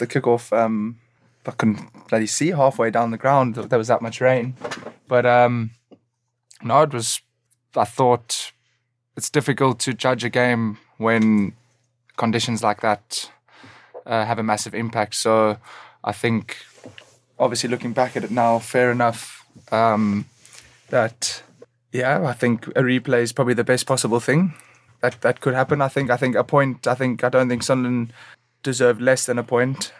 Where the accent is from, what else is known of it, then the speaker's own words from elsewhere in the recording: South Africa; moved away; also born or lived in Chester / Durham; growing up in South Africa